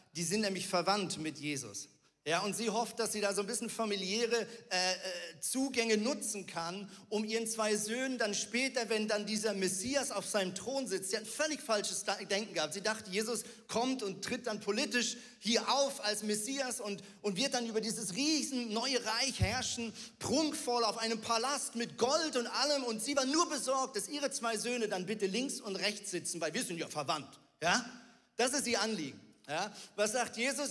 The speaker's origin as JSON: {"language": "German", "country": "Switzerland", "said": "ich bin Schweizer und Muoti auf Schweizerdeutsch heißt Mama"}